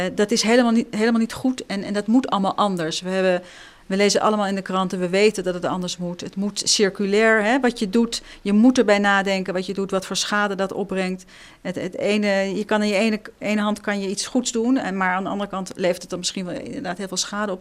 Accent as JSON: {"language": "Dutch", "town": "Amsterdam", "region": "North Holland", "country": "Netherlands", "also_born_or_lived": "Israel", "said": "ik kom uit Amsterdam"}